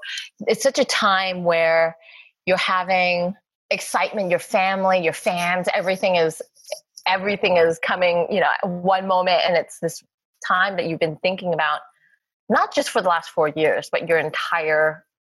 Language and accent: English; Los Angeles, California, United States; I'm like, LA. LA.